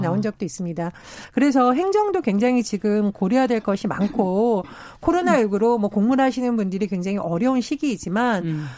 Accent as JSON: {"language": "Korean", "region": "Gangwon", "country": "South Korea", "tie": "born or raised there", "said": "제가 강원도 출신이라"}